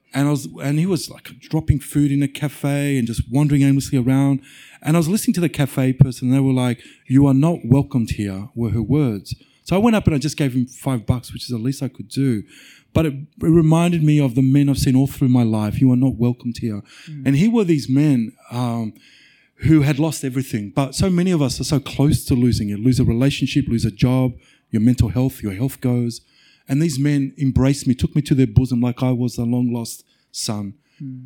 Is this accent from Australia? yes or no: yes; Mount Beauty, Victoria, Australia; I grew up in a little country town called Mount Beauty